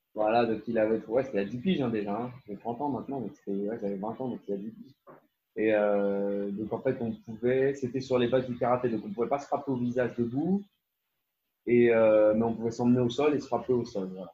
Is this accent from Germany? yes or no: no; France; now in Netherlands; je suis français, mais j'habite aux, Pays-Bas